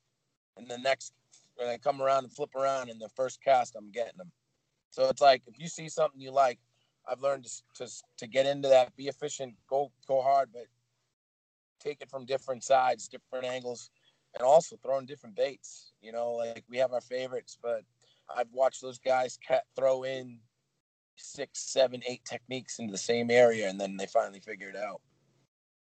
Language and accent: English; Boston, Massachusetts, United States; I'm from Boston. I'm from Massachusetts.